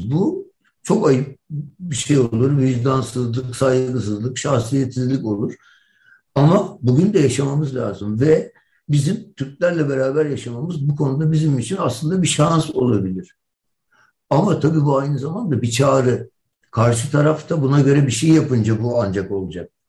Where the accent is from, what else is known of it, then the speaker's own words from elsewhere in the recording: Turkey; Ben Türkiye'liyim kardeşim. Ben bundan vazgeçmem. Burası benim memleketim. Ve ben buradaki insanlarla beraber yaşamak istiyorum.